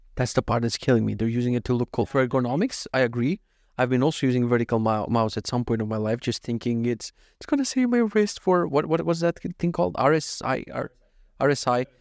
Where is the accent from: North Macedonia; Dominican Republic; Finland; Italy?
North Macedonia; English is a second language; moved away; I'm actually from Macedonia, but anytime I mispronounce something, it's so Russian